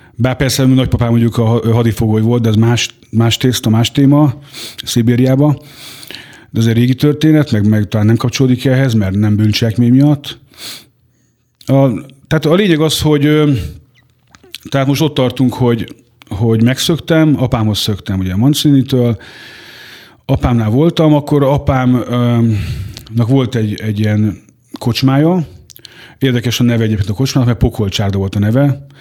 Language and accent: Hungarian; Hungary; Haza is jöttem Magyarországra